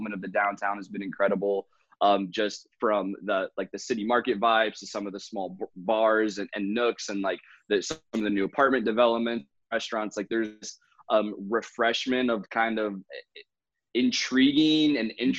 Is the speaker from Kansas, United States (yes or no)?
no; Raleigh, North Carolina, United States; I'm from Raleigh, North Carolina, and studied entrepreneurship down here